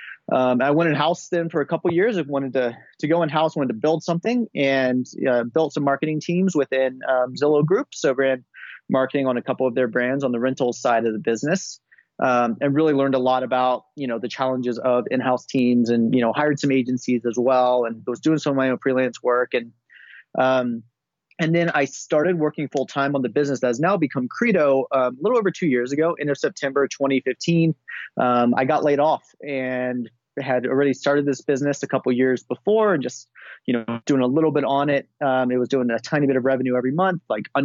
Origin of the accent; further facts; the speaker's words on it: United States; also born or lived in Switzerland; I am American, as you can tell, but I was living in Switzerland for a little while